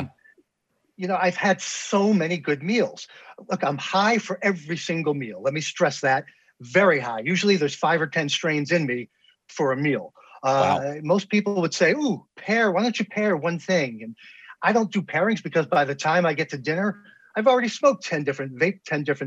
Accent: New York City suburbs, United States; moved away as an adult; now in Washington, D.C., United States; I grew up in New York State. I'm in Washington, D.C. here, our nation's bullseye. I've been here for about almost 19 years now, but I grew up in New York City suburbs.

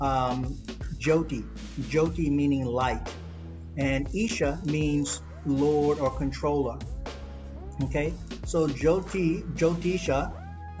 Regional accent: United States; now in Sydney, Australia; I grew up in North America, in the United States

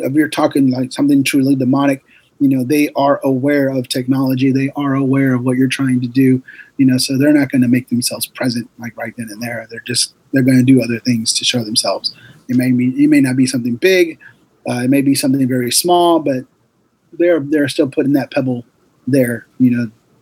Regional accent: Lebanon, Oregon, United States; I lived in my hometown, which is Lebanon, Oregon

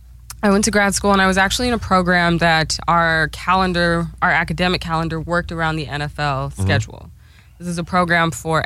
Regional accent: Oklahoma City, Oklahoma, United States; now in California, United States; I mostly grew up in Oklahoma City, Southside.

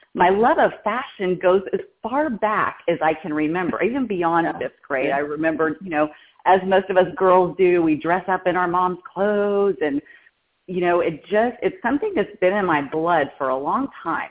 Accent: Texas, United States; moved away as an adult; now in California, United States; I'm from Texas

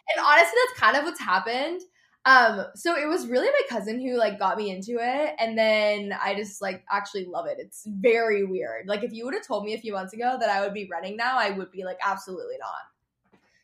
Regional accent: Texas, United States; I grew up in Texas

